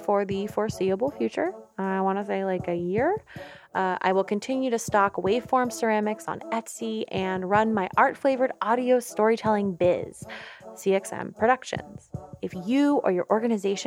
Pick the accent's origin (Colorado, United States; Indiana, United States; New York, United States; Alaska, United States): New York, United States; now in Oakland, United States; I'm an artist and audio storyteller based out of Oakland. I'm from New York